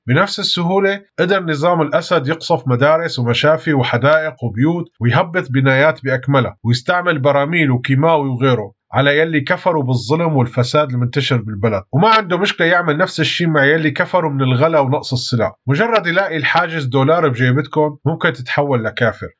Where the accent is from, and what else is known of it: Syria